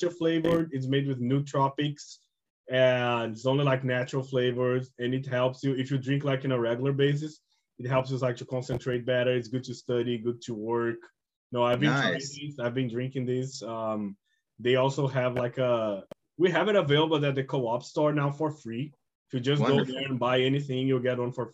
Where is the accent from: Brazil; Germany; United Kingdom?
Brazil; moved away; I'm from Brazil. I know, so I go back there like once per year, probably.